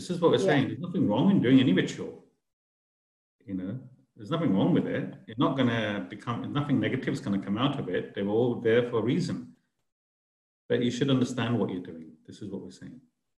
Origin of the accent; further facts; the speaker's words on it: India; I'm an Indian. I need to do the Indian way as well.